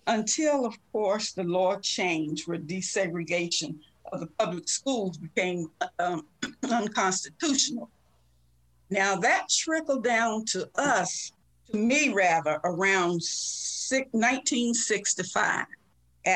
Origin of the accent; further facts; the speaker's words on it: Elizabeth City, North Carolina, United States; now in Maryland, United States; My hometown is Elizabeth City, North Carolina, which is right on the northeast coast of the state of North Carolina